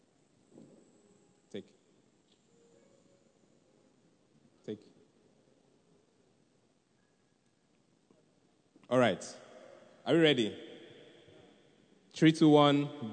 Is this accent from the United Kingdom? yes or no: no; Nigeria; being a Nigerian